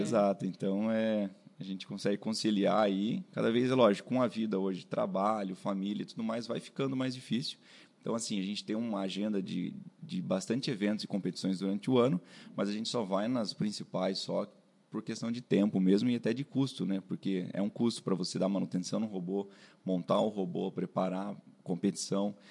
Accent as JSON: {"language": "Portuguese", "town": "Sorocaba", "region": "São Paulo", "country": "Brazil", "also_born_or_lived": "Itajubá, Minas Gerais", "said": "eu sou daqui de Sorocaba mesmo"}